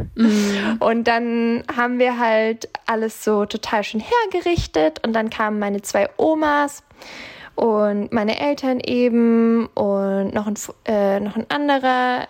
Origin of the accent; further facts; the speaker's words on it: Bavaria, Germany; moved away; also ich komme ja ursprünglich aus Bayern